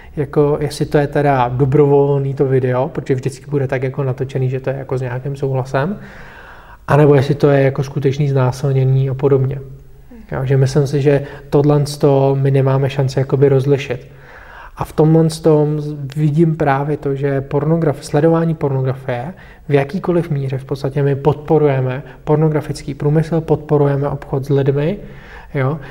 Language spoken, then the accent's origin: Czech; Bohemia, Czechia; u nás v Čechách